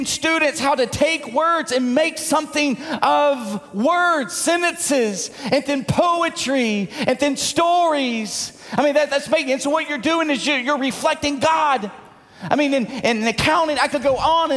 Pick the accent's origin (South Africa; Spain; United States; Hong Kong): United States; Munford, Tennessee; Now, I come from Mumford, Tennessee. Where's Mumford? Well, outside of Memphis, rural. I grew up on a dirt road.